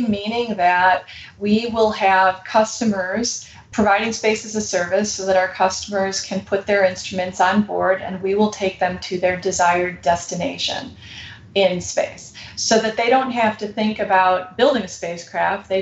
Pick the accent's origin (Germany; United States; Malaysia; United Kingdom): United States; we're American